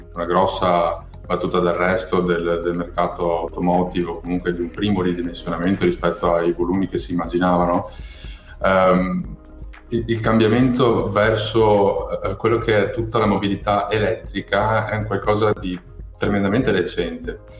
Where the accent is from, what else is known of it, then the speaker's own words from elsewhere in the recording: province of Venice, Veneto, Italy; io sono cresciuto in una famiglia di imprenditori eh, dell'auto. Eh, sono stato la terza generazione a mandare avanti una concessionaria in provincia di Venezia